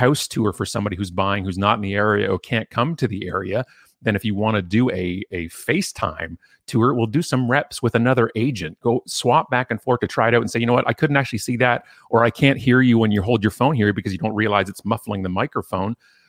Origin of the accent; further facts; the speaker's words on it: Canada; He's a fellow Canadian